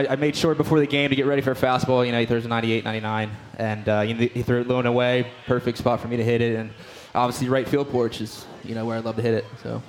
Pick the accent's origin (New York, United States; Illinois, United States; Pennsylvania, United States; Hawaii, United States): Pennsylvania, United States; Philadelphia; Doing it in my hometown, it was something special.